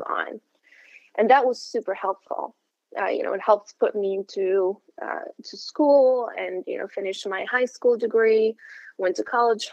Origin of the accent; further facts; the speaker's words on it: Morocco; now in Massachusetts, United States; I'm originally from Morocco, North Africa